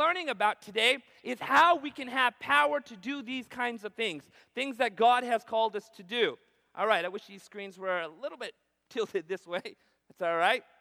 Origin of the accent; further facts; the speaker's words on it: Southern California, United States; I was born in Southern California. My parents come from India.